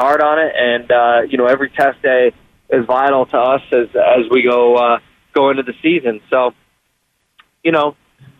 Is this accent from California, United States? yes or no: no; Columbus, Ohio, United States; I'm from Columbus, Ohio, so a college town